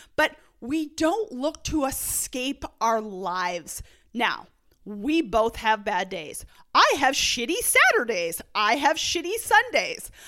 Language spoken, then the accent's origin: English; Canada; growing up in Canada, I'm used to, like, literally nine months of snow